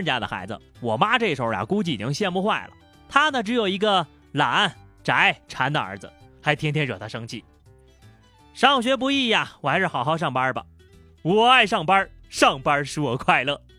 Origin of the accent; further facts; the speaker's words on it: Shanghai, China; 阿拉上海人啊